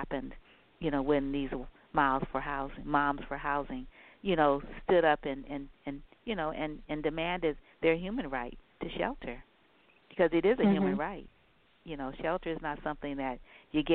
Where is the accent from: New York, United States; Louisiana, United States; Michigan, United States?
Louisiana, United States; New Orleans; moved away; I'm from Louisiana, from New Orleans, and Magnolia is our state flower.